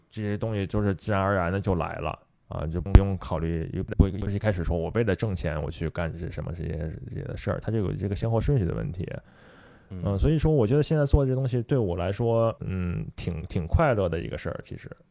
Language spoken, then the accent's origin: Chinese; China; 毕竟我是中，中国人嘛